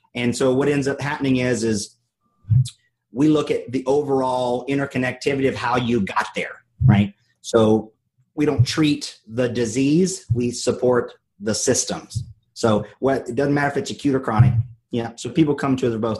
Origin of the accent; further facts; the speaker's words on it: North Carolina, United States; I'm from North Carolina